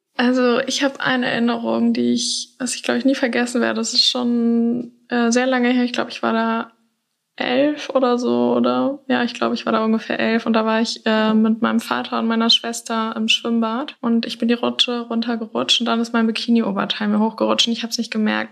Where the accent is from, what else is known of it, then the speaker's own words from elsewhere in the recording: Hamburg, Germany; now in Lüneburg, Germany; bin 23 und ich komme aus Hamburg, aber wohne zurzeit in Lüneburg